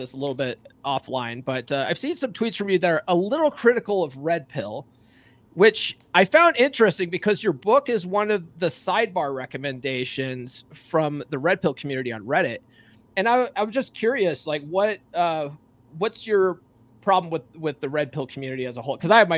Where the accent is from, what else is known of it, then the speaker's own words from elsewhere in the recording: Conifer, Colorado, United States; So I'm a Colorado guy myself. You know, I grew up in Conifer and went to Evergreen High School.